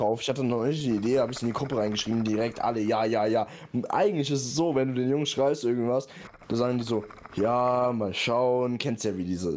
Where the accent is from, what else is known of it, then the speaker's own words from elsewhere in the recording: near Frankfurt, Hesse, Germany; Ich komme ja auch hier aus der Nähe